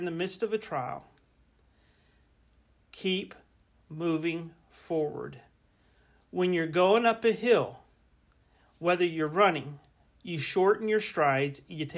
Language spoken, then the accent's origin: English; Central Florida, United States; moved away as an adult; also born or lived in Kansas City; I grew up in Florida. In Florida, in Central Florida, it's primarily basically flat.